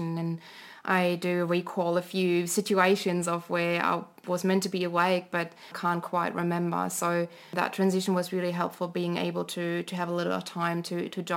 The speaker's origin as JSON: {"language": "English", "country": "Germany", "tie": "born or raised there", "second_language": "English", "moved": "as an adult", "lives_now": "Canberra, Australia", "said": "growing up in Germany"}